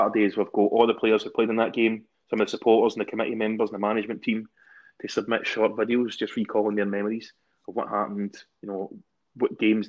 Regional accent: Glasgow, Scotland, United Kingdom; accent: Glasgow; I look forward to getting slaughtered off my pals for my Glasgow Uni accent because I did try and keep it PC and above board.

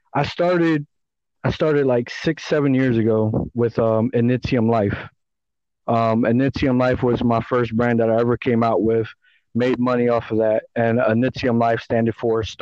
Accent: Philadelphia, Pennsylvania, United States; Born and raised in Philadelphia

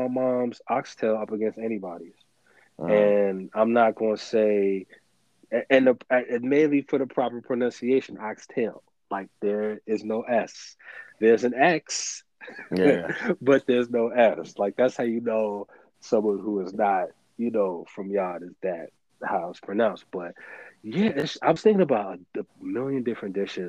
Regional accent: United States; A big part of my pride as a Jamaican, and even though I was born here in the States, that's how I identify. Both my parents are not from here. I'm first generation American

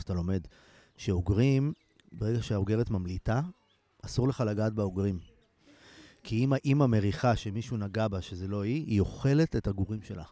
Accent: Ein Carmel, Haifa District, Israel; אני גדלתי בקיבוץ

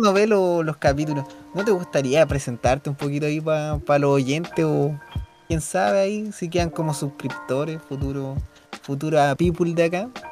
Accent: Chile; acá donde somos nosotros

